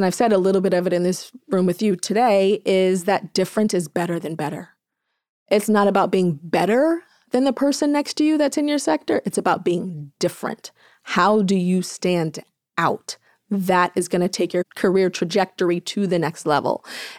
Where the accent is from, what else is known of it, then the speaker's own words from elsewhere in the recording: Inglewood, California, United States; I'm from Inglewood and LA, black girl. And so naturally my accent came out